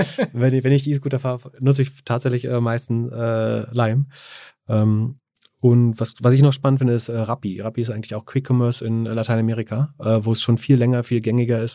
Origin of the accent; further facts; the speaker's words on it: Greifswald, Mecklenburg-Vorpommern, Germany; Greifswald, das ist meine Heimat tatsächlich